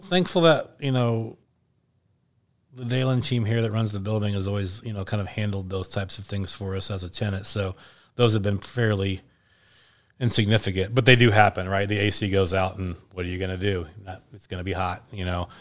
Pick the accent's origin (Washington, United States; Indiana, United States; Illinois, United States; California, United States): Indiana, United States; Indianapolis; my hometown